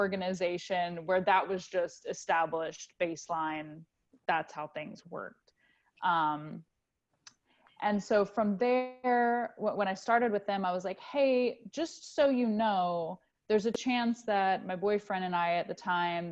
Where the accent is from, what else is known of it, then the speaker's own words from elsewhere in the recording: United States; moved away as an adult; the United States, which is where I'm from